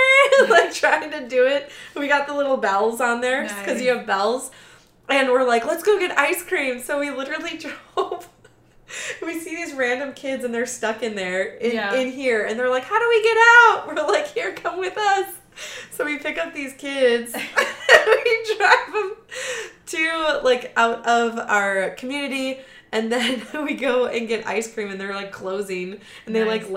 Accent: Wisconsin, United States; we're from Wisconsin

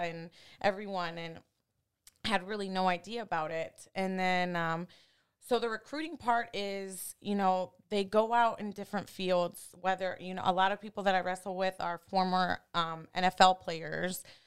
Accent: Cleveland, Ohio, United States; moved away; also born or lived in Miami; I was born and raised in Cleveland, Ohio

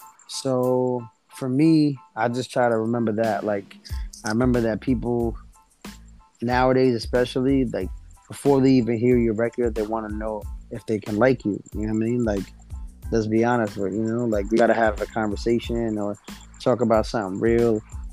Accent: East Coast, United States; on the West Coast, I don't know if it's because I'm from the East Coast, but they show me a lot of love.

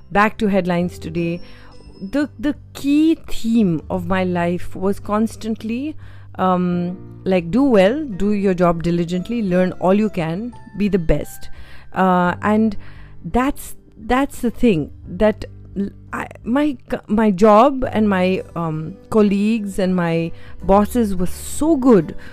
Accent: Uttarakhand, India; I mean, I wasn't from Mussoorie, but I went to school in a small community called Woodstock

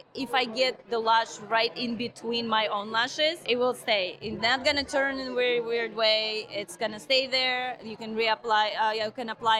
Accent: Russia; moved away as an adult; now in United States; I'm from Russia originally. I moved here about 13 years ago.

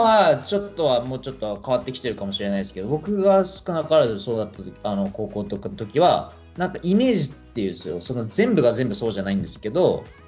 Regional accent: Japan; 僕が日本で生まれ育って日本の指導を受けてる

